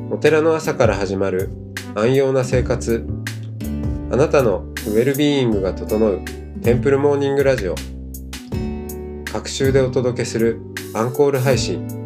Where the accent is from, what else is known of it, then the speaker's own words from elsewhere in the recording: Goshogawara, Aomori, Japan; moved away; also born or lived in Tokyo / United States; そうです。生まれも育ちも